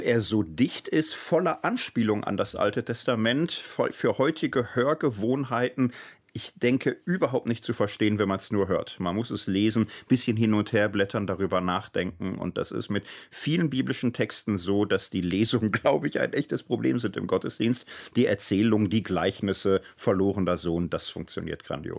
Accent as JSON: {"language": "German", "town": "Gelsenkirchen", "region": "North Rhine-Westphalia", "country": "Germany", "tie": "born or raised there", "also_born_or_lived": "Wattenscheid", "moved": "yes", "lives_now": "Marburg, Germany", "said": "in Wattenscheid geboren, in Gelsenkirchen, aber mein Lebtag aufgewachsen"}